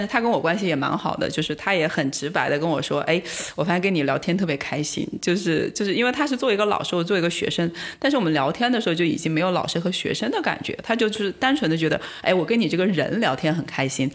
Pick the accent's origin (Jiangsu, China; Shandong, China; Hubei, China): Hubei, China; Wuhan; moved away; also born or lived in Xiamen / Shanghai; 我是在厦门读书，但我是武汉人